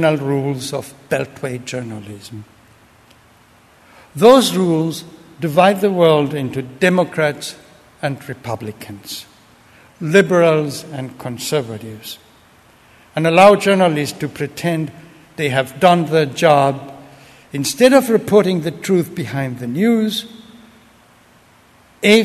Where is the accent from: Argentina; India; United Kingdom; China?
Argentina; moved away; I grew up in Argentina under a dictatorship